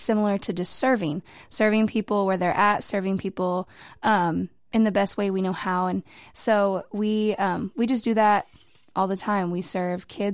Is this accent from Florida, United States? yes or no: no; New Mexico, United States; now in Waco, United States; I'm actually not a Waco native. So I'm originally from New Mexico and came over here